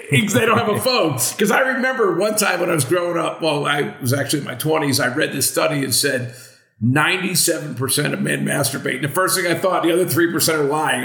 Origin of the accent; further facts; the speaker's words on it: Western Pennsylvania, United States; I grew up in Western Pennsylvania